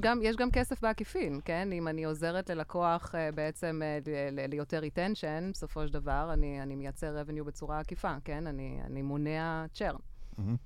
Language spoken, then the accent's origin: Hebrew; Belgium; moved away as an adult; also born or lived in Tel Aviv, Israel; now in Israel; אני בעצם אה, גדלתי בבלגיה